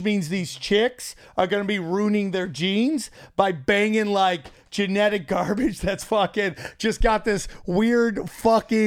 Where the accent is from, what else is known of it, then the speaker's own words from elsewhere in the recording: New York, United States; went to college in my hometown's 607